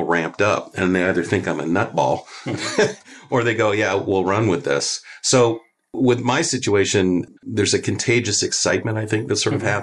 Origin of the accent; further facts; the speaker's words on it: Canada; now in United States; I'm from Canada originally